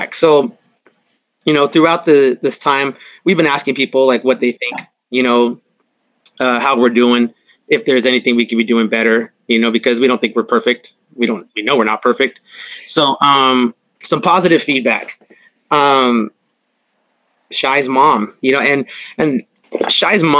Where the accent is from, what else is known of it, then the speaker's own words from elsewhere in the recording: La Mirada, California, United States; I'm from La Mirada, Whittier